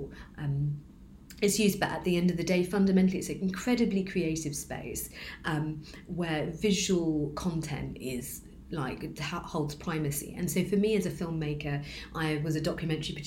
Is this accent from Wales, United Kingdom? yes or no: no; London, United Kingdom; I am also a British Bangladeshi woman, born in Tower Hamlets